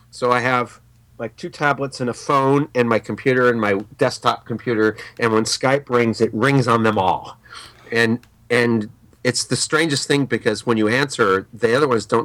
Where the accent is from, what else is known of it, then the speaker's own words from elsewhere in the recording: California, United States; I'm from California.